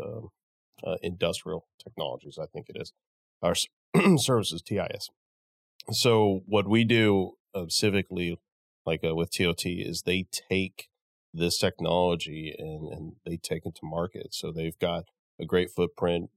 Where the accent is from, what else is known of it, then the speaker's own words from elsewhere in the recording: Midland, United States; I'm from Midland